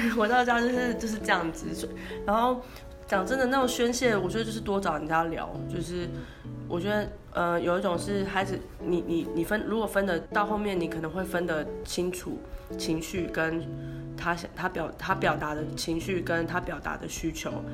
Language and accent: Chinese; northern Taiwan, Taiwan; 以前我在都市成长的求学的历程中